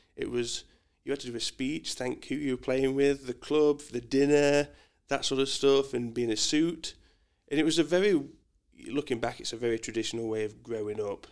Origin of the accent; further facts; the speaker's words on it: Mansfield, East Midlands, United Kingdom; moved away as an adult; now in Australia; I am a Mansfield boy. So I was born in Mansfield